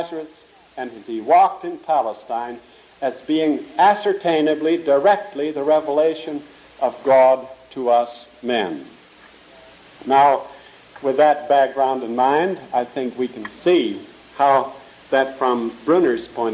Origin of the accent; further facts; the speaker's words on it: Netherlands; moved away; I was born in Holland, wore wooden shoes there.